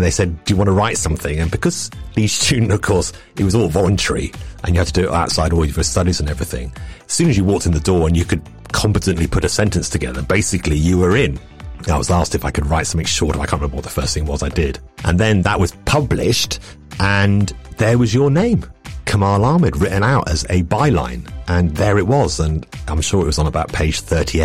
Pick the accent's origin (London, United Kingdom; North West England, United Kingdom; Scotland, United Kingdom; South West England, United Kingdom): London, United Kingdom; I was a real north-south kind of kid, and I grew up in London